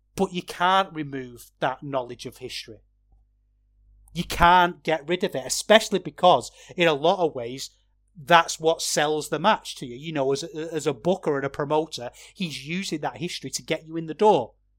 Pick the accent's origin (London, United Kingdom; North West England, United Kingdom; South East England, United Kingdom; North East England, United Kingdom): North West England, United Kingdom; Manchester; I'm from Manchester